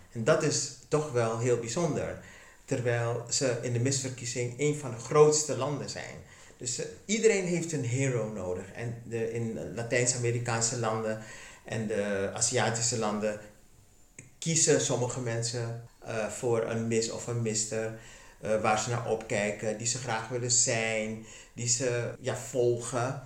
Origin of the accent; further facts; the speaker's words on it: Suriname; Ik ben in Suriname geboren en getogen